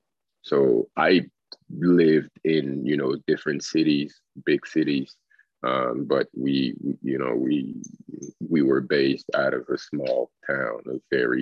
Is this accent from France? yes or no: yes; Île-de-France, France; first language French; English is a second language; moved away as an adult; also born or lived in Congo / Moncton, Canada; now in Dieppe, Canada; So I grew up in France. My background is I'm Congolese. I'm from Congolese descent. Both my parents are Congolese. We moved to France in the 90s. Shortly after I was born